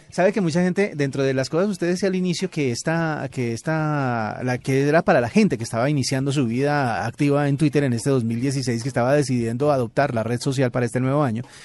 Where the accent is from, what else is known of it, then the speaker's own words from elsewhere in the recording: Colombia; colombiana como Sofía Vergara en nuestro país